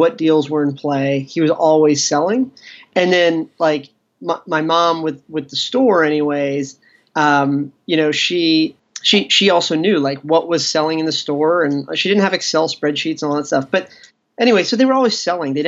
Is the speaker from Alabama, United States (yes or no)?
no; Ashburn, Virginia, United States; In the U.S., I grew up in a small farm town about 40 miles west of Washington, D.C.